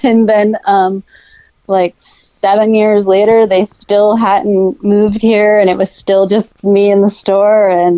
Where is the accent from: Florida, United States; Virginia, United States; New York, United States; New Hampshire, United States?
Florida, United States; Sarasota; growing up in Sarasota with that, you know, beautiful bathwater, Crystal, it's really hard when you go to a different place and you're just like, your water sucks.